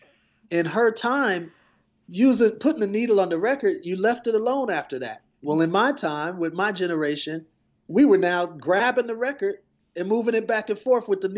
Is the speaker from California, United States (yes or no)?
no; Milwaukee, Wisconsin, United States; I'm originally from Wisconsin, Milwaukee to be exact